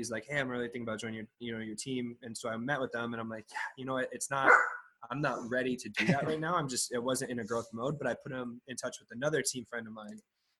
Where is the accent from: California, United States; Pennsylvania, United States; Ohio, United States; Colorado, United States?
California, United States; Sacramento; moved away as an adult; now in San Diego, United States; I'm from Sacramento. I moved down to San Diego for a job opportunity years ago.